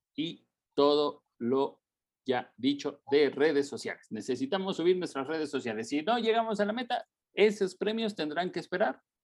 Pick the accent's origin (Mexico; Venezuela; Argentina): Mexico; como mexicano